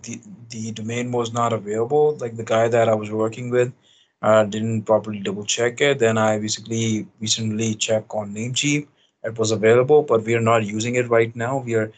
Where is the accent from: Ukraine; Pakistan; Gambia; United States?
Pakistan; English is a second language; But however, we operated, like I operated from my home country, Pakistan.